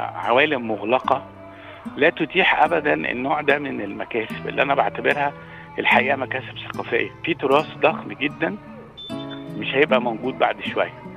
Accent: Helwan, Cairo Governorate, Egypt; أنا كنت من مواليد ضاحية آه، هي ضاحية حلوان

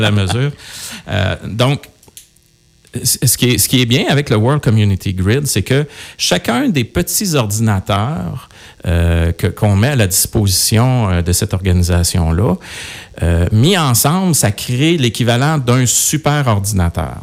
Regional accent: Coaticook, Quebec, Canada; je, suis quelqu'un de, de Quaticook. Je suis né euh, à Quaticook

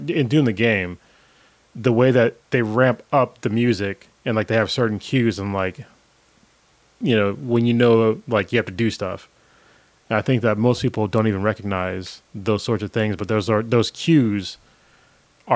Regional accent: Newark, California, United States; I grew up in Newark

